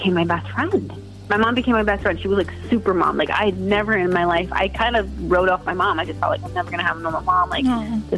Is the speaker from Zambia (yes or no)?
no; San Jose, California, United States; I was born and raised in San Jose